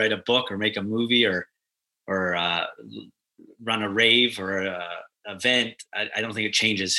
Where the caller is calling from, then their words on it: Vancouver, British Columbia, Canada; My living room sofa in beautiful Vancouver, British Columbia.